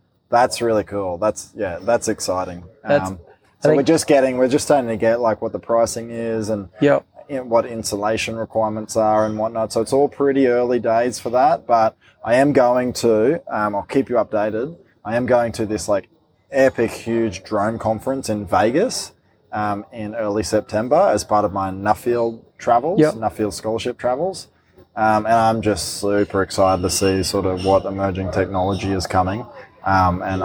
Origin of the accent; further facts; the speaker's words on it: Queensland, Australia; I am a Queenslander